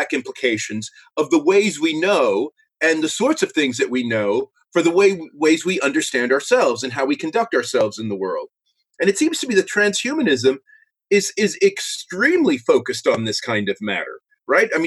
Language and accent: English; New York City, New York, United States; moved away as an adult; also born or lived in Cambridge, United Kingdom / Pittsburgh, United States; now in United Kingdom; I'm originally from New York City